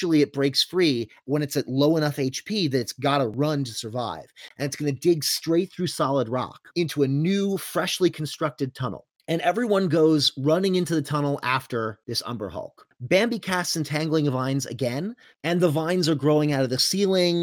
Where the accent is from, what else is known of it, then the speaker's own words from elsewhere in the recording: Florida, United States; We are from Florida, not Georgia